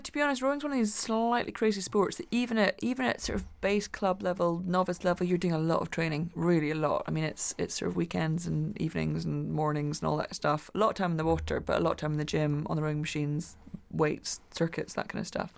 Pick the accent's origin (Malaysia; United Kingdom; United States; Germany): United Kingdom; Glasgow, Scotland; When I was growing up in Glasgow